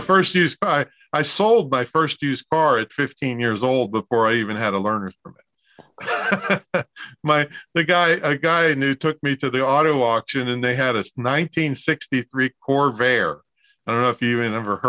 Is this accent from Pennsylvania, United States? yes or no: yes; Claysville, Pennsylvania, United States; moved away; It's it's Claysville, Pennsylvania